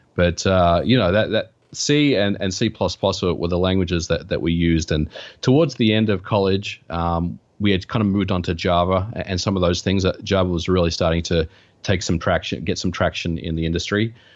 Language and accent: English; Australia; now in United States; I, I grew up in Australia